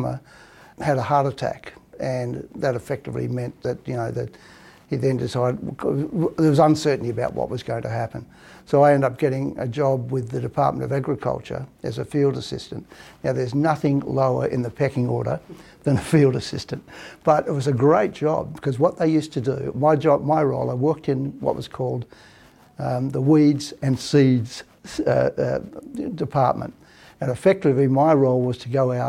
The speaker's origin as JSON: {"language": "English", "town": "Fremantle", "region": "Western Australia", "country": "Australia", "tie": "born or raised there", "said": "I grew up in Adderdale, and back in the days when we first moved to Adderdale"}